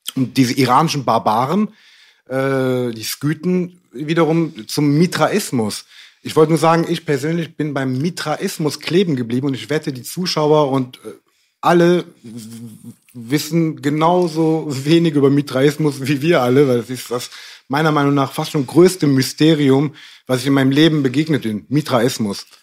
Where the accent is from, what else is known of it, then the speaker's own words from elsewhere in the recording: Cologne, North Rhine-Westphalia, Germany; da, wo ich herkomme, in Köln